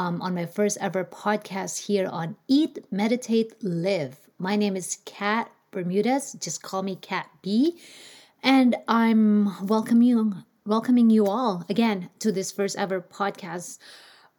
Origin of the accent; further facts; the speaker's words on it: Philippines; English is a second language; moved away as an adult; now in United States; I grew up in the Philippines, so you probably and most likely will pick up an accent